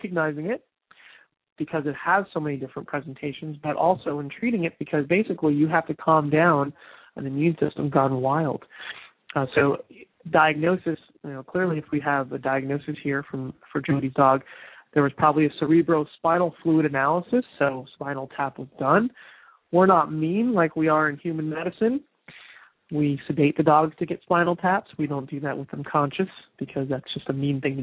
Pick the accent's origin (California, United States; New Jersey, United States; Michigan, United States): New Jersey, United States; I'm from New Jersey